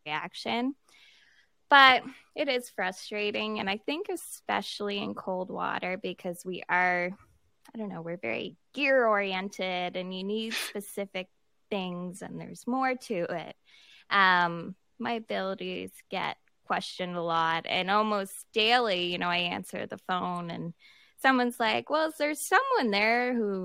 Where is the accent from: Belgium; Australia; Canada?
Canada; Halifax, Nova Scotia; I'm from Halifax, Nova Scotia, so born and raised here.